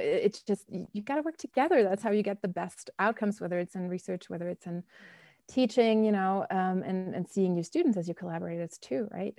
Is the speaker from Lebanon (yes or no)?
no; Bonn, North Rhine-Westphalia, Germany; moved away as an adult; also born or lived in Scotland / Berlin / Chicago; now in United States; I grew up in Germany, um, in the old capital, Bonn.